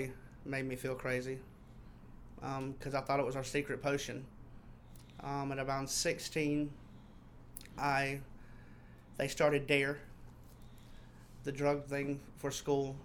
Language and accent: English; Mississippi, United States; I am from Mississippi